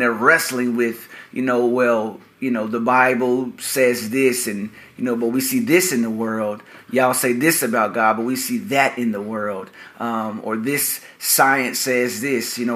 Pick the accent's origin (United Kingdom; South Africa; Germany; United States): United States; Little Rock, Arkansas; Born and raised in Little Rock. My whole life I've lived in several parts of Little Rock